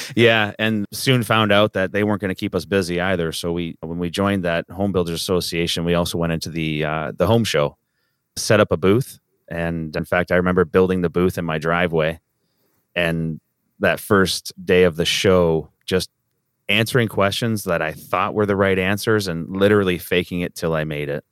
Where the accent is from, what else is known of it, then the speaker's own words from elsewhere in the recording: Southern Ontario, Canada; moved away as an adult; also born or lived in Grand Rapids, Michigan; now in Kalamazoo, United States; I am from Canada, born and raised in Southern Ontario